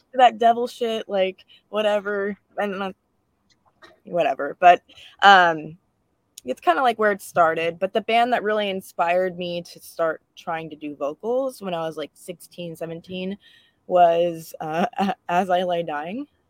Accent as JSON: {"language": "English", "town": "Livermore", "region": "California", "country": "United States", "tie": "born or raised there", "said": "I grew up in the Bay Area as well"}